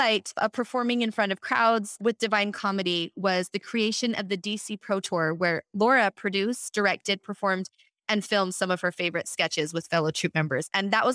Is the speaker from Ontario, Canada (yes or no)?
no; Edmonton, Alberta, Canada; we're fellow Canadians. She was born in Vancouver and I was born in Edmonton, Alberta.